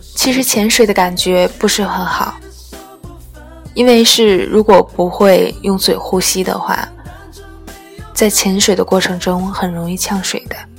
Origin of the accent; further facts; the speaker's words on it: Tianjin, China; 我们天津人